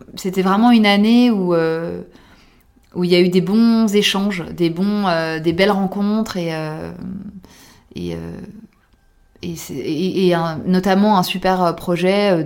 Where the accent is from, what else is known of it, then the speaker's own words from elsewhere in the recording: France; also born or lived in New York; en tant que Française